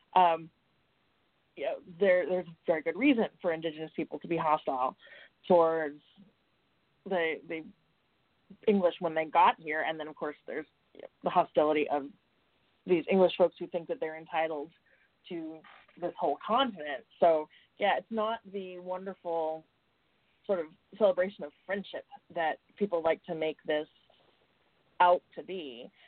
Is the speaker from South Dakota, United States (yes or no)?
yes; South Dakota, United States; my home state was the first state